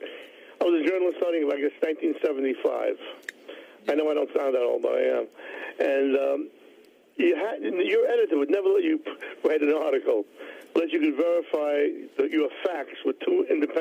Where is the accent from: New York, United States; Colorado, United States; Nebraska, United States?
New York, United States; New York City; I'm from New York City, Chinatown, literally